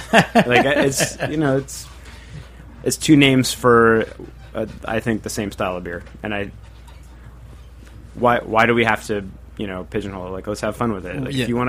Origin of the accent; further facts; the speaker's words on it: Northwest, United States; I'm from the Northwest originally